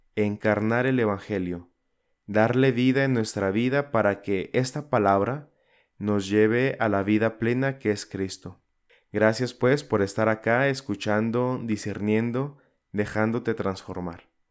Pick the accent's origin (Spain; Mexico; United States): Mexico; Zacatecas; en mi ciudad natal aquí en Zacatecas